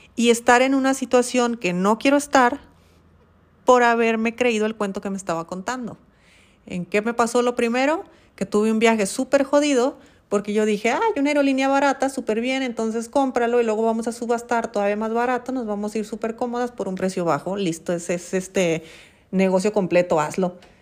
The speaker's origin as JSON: {"language": "Spanish", "country": "Mexico", "said": "Yo en Brasil estaba pensando como mexicana."}